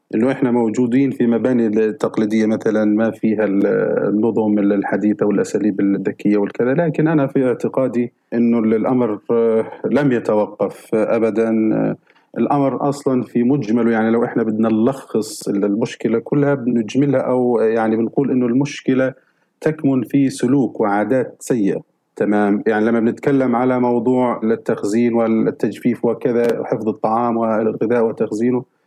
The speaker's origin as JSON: {"language": "Arabic", "town": "Gaza", "region": "Gaza Strip", "country": "Palestine", "said": "عندنا في فلسطين وفي غزة تحديدا آه، يعني حتى بيت والدي"}